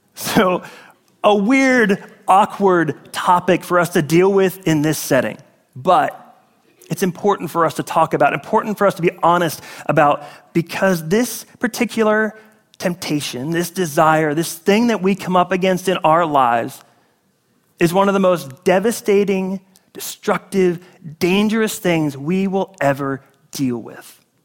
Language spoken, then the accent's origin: English; Northeast, United States; now in Florida, United States; I'm from the Northeast